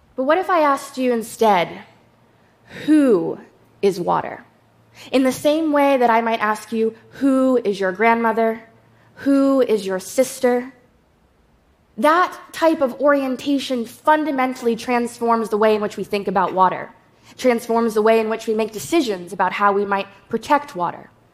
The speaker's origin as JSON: {"language": "English", "area": "Shinnecock Nation", "region": "New York", "country": "United States", "said": "I'm from the Shinnecock Nation"}